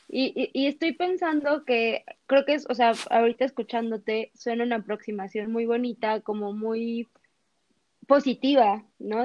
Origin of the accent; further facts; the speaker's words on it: Mexico; en México, bueno, tenemos esta celebración del Día de Muertos